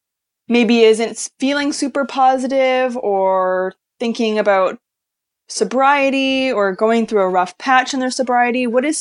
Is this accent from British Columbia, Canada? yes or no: yes; Vancouver, British Columbia, Canada; now in Los Angeles, United States; Yeah, I'm from Vancouver.